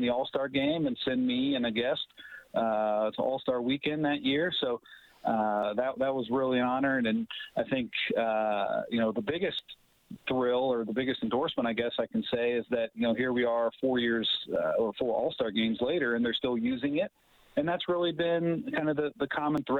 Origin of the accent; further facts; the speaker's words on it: Cincinnati, Ohio, United States; also born or lived in Dayton, Ohio; now in Muncie, United States; I'm not originally from Indiana, but I am from nearby Ohio, and I grew up in the Cincinnati area